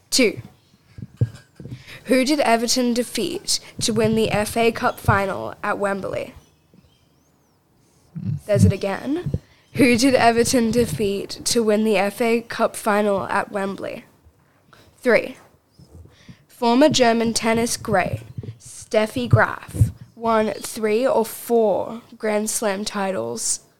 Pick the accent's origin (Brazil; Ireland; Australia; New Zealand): New Zealand; Auckland; born there; I was born in Auckland, New Zealand in 1975, and I am a former New Zealand rugby union player, according to Wikipedia.